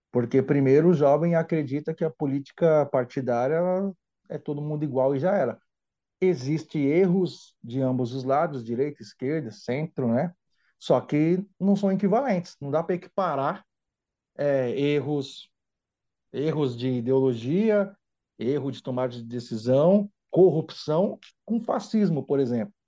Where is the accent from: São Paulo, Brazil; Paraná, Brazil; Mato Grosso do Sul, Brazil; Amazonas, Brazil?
São Paulo, Brazil; sou natural daqui, apesar de ser filho de um baiano com uma pernambucana, São Paulo é a minha terra mesmo